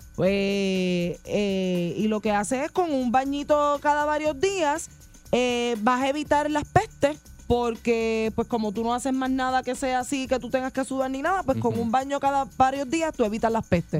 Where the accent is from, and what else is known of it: Puerto Rico